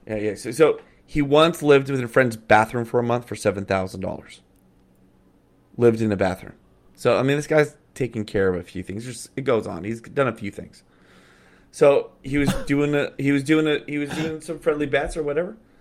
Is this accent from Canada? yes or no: yes; Calgary, Alberta, Canada; also born or lived in Edmonton; I grew up in Calgary, love the Flames. I'm an Alberta boy